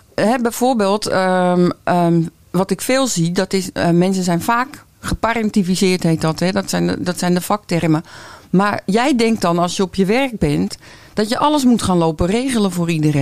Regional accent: Noordwijk, South Holland, Netherlands; Ik kom uit Noordwijk en ik ben paardencoach

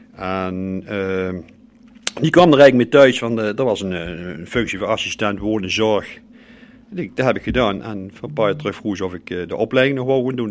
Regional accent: Groeningen, North Brabant, Netherlands; En als ik nou de Groeningen loop waar ik geboren ben, ja. Eh, daar heb ik vroeger ook gespeeld

